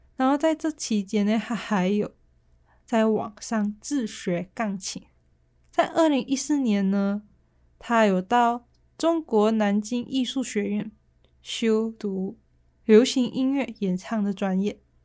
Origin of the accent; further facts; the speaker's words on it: Malaysia; accent: Malaysian; now in Taiwan; 就你会听到比较多我马来西亚的口音